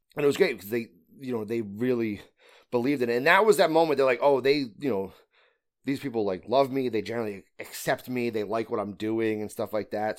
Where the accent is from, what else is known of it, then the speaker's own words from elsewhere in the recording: Connecticut, United States; I'm from Connecticut, so I'm from the northeast of the United States.